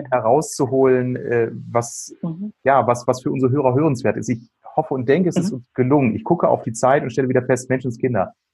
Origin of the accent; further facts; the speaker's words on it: Bielefeld, North Rhine-Westphalia, Germany; Ich komme ja aus Bielefeld, Herford, Ostwestfalen.